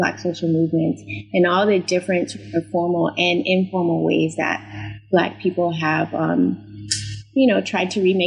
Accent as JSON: {"language": "English", "town": "Silver Spring", "region": "Maryland", "country": "United States", "tie": "born or raised there", "also_born_or_lived": "Washington, D.C. / Atlanta, Georgia / Durham, North Carolina", "moved": "as an adult", "lives_now": "West Coast, United States", "said": "I was born in Washington, D.C. to two very boisterous graduates of Howard University. And I grew up outside of D.C. in Silver Spring, Maryland"}